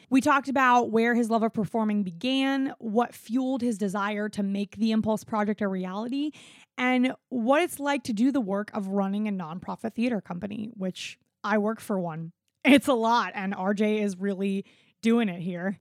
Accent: South Florida, United States; moved away; also born or lived in South Carolina; I'm also white and grew up in South Florida

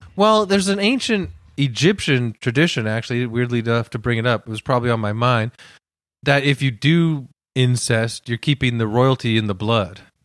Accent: Canada; We're Canadian

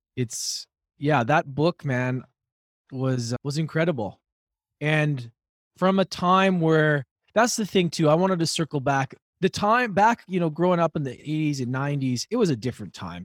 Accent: Edmonton, Alberta, Canada; growing up in Edmonton

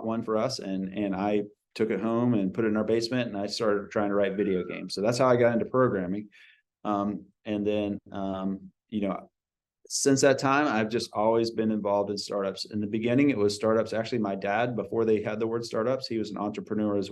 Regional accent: Georgia, United States; moved away as an adult; now in California, United States; I grew up in Georgia

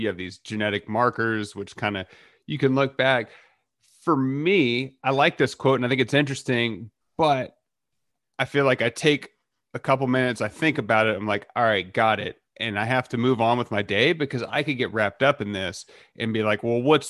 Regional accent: Texas, United States; I'm from Texas. You can be like, oh, crazy to live in Texas.

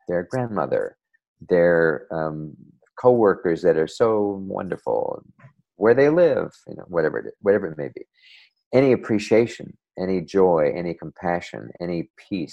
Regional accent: New Jersey, United States; back when I was a kid growing up in New Jersey, not too far from the Hudson River

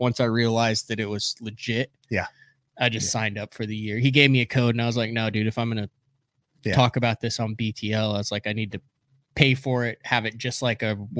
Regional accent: Oklahoma, United States; I'm from Oklahoma.

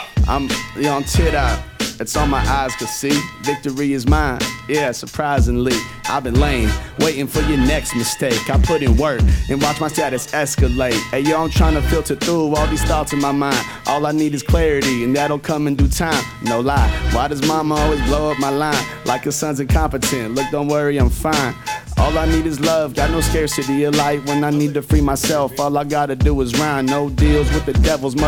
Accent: Garden Grove, California, United States; I grew up in Garden Grove, Little Saigon, like off of Brickhurst and Garden Grove Boulevard.

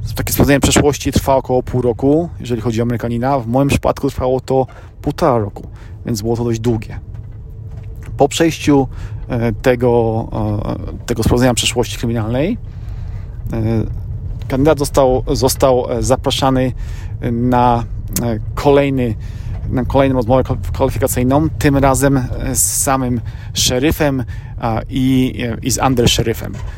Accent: Poland; moved away as an adult; now in United States; ja urodziłem się w Polsce, mieszkałem przez pierwsze 23 lata życia w Polsce

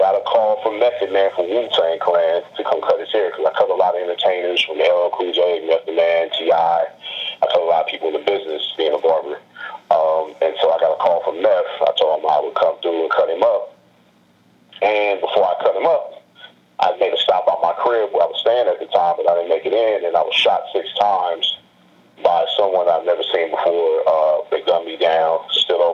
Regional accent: Los Angeles, California, United States; I'm originally from Los Angeles.

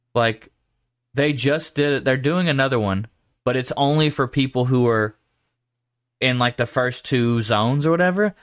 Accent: Georgia, United States; moved away; where I grew up in Georgia, everyone referred to I twenty as the highway.

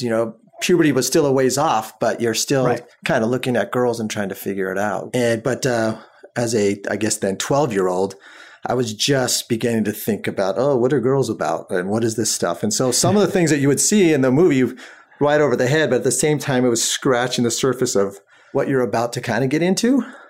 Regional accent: Southern California, United States; And growing up in Southern California

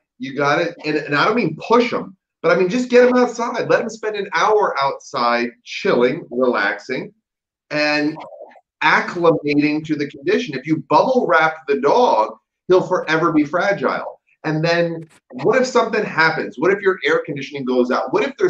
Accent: United States; And I rented the car in Detroit. So it's a, you know, and I'm

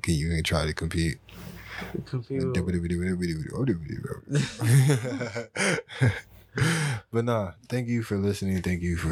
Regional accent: Texas, United States; we're from Texas

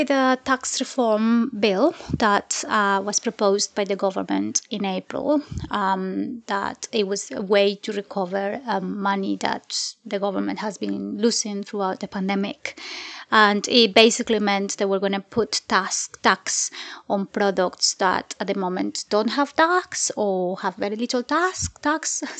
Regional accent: Colombia; moved away as an adult; now in United Kingdom; I am Colombian and I've lived in the UK for the past 12 years. But I was born and grew up in Colombia

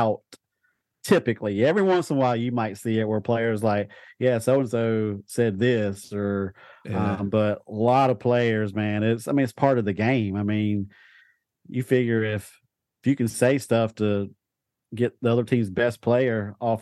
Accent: North Carolina, United States; I'm from North Carolina.

